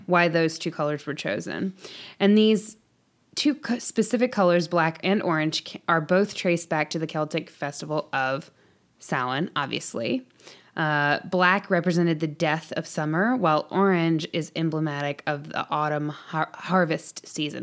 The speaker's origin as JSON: {"language": "English", "region": "the South", "country": "United States", "tie": "born or raised there", "said": "we grew up in the South"}